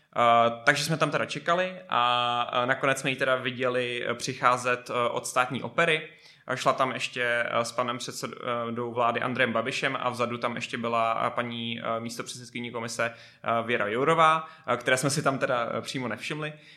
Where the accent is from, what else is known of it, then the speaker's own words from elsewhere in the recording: Prague, Czechia; já jsem Pražák